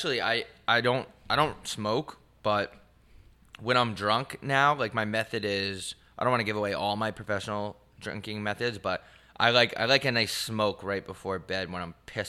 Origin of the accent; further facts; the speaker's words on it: New York, United States; moved away; I'm from New York